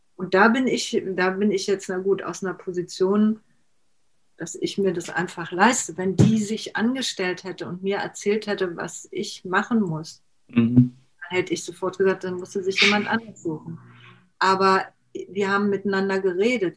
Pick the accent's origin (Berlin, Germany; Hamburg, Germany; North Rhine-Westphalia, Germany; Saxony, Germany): Berlin, Germany; ich bin ja in Berlin geboren